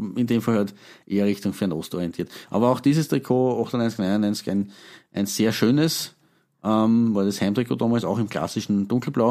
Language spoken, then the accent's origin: German; Eastern Austria, Austria; Gezwungenermaßen als, als Ostösterreicher